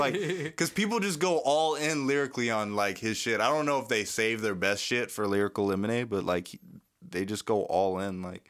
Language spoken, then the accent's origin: English; Virginia, United States; Virginia, VA, two VA. Up, two down.